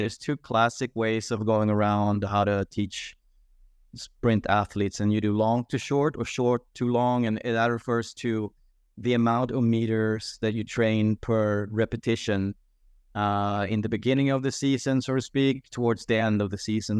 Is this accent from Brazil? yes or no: no; Sweden; my home country of Sweden